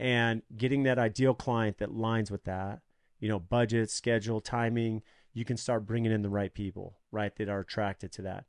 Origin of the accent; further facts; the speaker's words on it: San Diego, California, United States; now in Arizona, United States; I grew up in San Diego and California